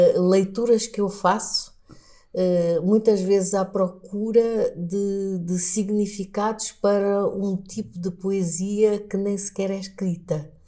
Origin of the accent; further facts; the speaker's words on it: Lubango, Huíla, Angola; first language Portuguese; moved away as an adult; also born or lived in Luanda; now in Portugal; eu nasci numa região do sul de Angola